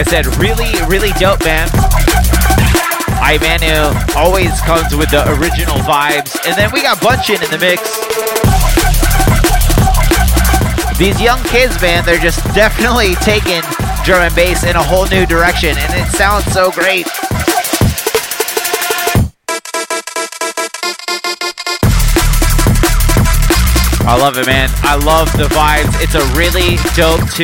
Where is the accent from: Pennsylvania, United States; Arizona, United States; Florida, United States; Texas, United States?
Florida, United States; Jacksonville; moved away; I'm from Jacksonville, Florida originally. I used to throw shows out there